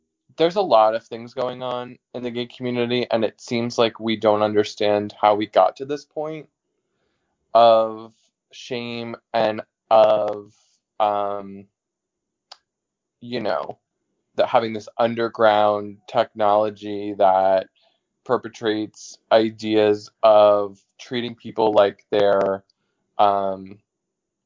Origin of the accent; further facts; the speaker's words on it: New York, United States; I'm from New York.